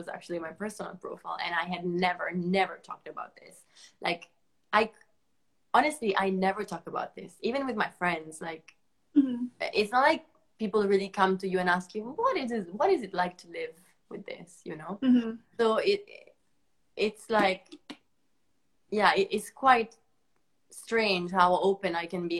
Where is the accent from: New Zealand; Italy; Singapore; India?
Italy; English is a second language; moved away as an adult; also born or lived in United States / China; now in London, United Kingdom; I moved away from Italy